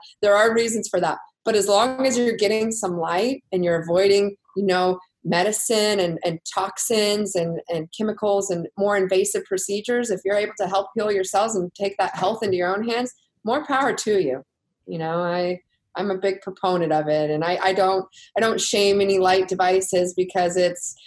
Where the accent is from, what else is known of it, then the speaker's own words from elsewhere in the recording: Texas, United States; I'm from Texas